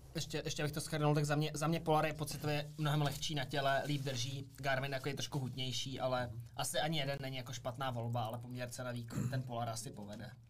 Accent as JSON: {"language": "Czech", "area": "Brdy", "region": "Central Bohemian Region", "country": "Czechia", "said": "u nás v Brdech"}